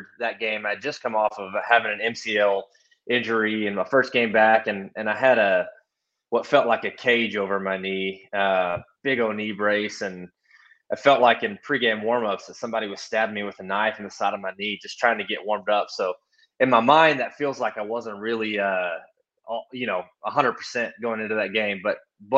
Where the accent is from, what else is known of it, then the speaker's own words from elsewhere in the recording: Brownwood, Texas, United States; my hometown of Brownwood